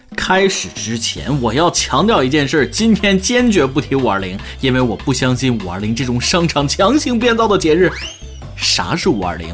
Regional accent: northern China, China; 身为一个北方人

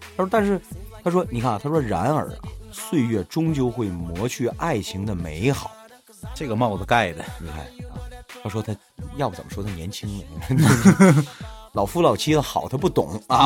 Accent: Northeast China, China; 我们东北人吧，老实讲，其实我们是不善于表达

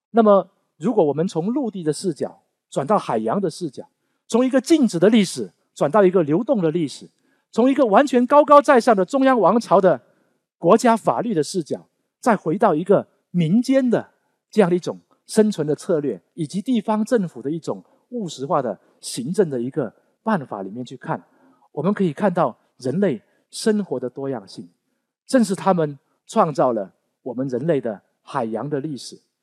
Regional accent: Guangdong, China; accent: Teochew (Chaoshan Southern Min); 我是讲闽南方言的，我讲潮汕话的

